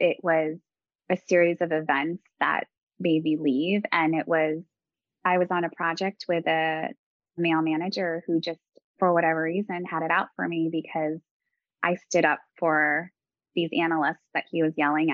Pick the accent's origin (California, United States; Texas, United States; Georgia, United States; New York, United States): New York, United States; moved away as an adult; Growing up in New York and going to college in New York